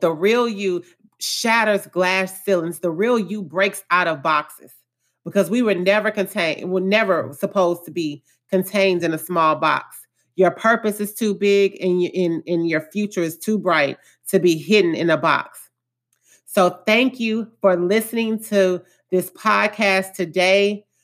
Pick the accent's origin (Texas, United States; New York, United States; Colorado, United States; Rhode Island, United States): Texas, United States; Houston; I was born and raised in Acres Home, which is one of the more lower income areas of Houston, Texas.